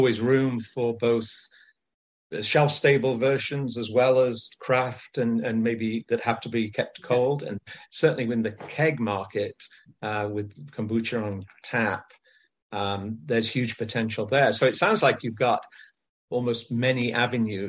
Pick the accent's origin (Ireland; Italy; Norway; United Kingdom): United Kingdom; England; moved away as an adult; now in California, United States; I live in the US now for many years, but I grew up in England